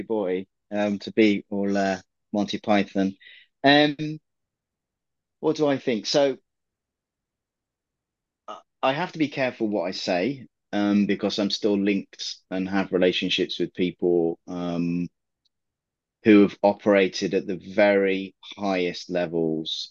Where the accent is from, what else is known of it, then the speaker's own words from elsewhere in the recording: England, United Kingdom; I'm an English guy